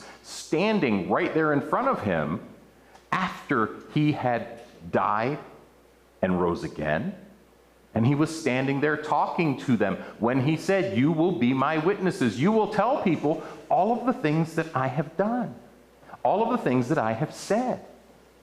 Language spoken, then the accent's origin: English; outside of Baltimore, Maryland, United States; I grew up outside of Baltimore and went to a church in Dundalk, Maryland